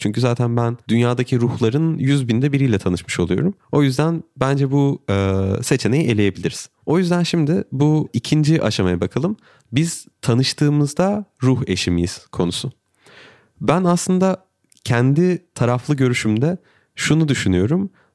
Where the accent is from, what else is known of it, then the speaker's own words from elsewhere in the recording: Turkey; benim eşim Brezilyalı, ben Türk'üm